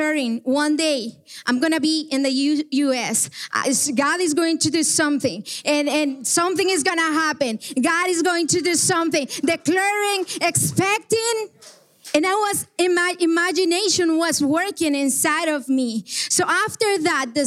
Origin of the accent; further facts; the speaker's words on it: Guatemala; moved away; I am from Guatemala